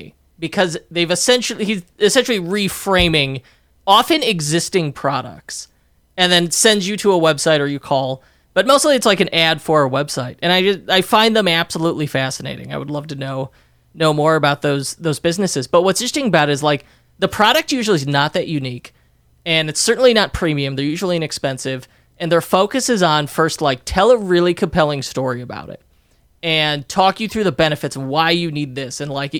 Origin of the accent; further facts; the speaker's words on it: Park Ridge, Illinois, United States; And the street I grew up on in Park Ridge, Illinois